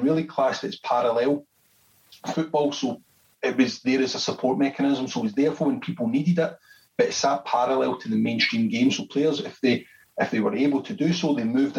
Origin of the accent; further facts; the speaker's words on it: Scotland, United Kingdom; I'm from Scotland